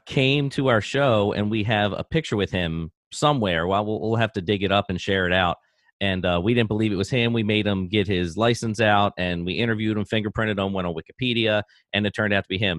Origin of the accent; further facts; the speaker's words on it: Baltimore, Maryland, United States; when I grew up in Baltimore, we, uh, we lived in a semi-detached home neighborhood